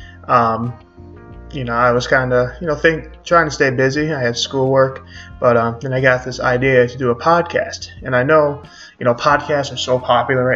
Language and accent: English; Syracuse, New York, United States; I'm from Syracuse, New York